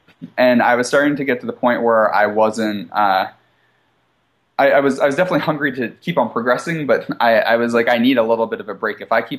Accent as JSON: {"language": "English", "region": "East Coast", "country": "United States", "lives_now": "Seattle, United States", "said": "The culture was different than what I'm used to. I'm from the East Coast. I'm used to a fast pace."}